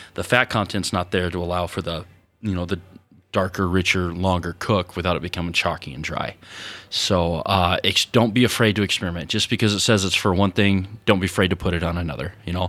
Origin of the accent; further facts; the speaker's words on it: Wyoming, United States; and they thought we were behind the times, you know, because we're from Wyoming.